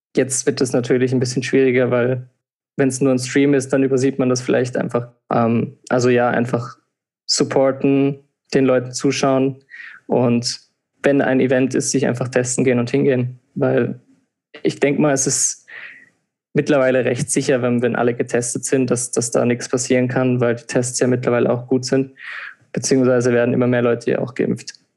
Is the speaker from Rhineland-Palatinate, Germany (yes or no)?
yes; Rhineland-Palatinate, Germany; moved away as an adult; now in Vienna, Austria; ich komme ursprünglich aus Deutschland, wie man hört, ähm, aus der Pfalz, so wie du auch. Und wir haben ja da auch zusammen Abitur gemacht.